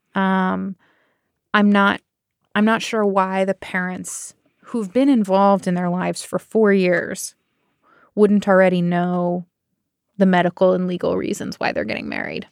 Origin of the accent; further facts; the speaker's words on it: Bay Area, California, United States; I am from the Bay Area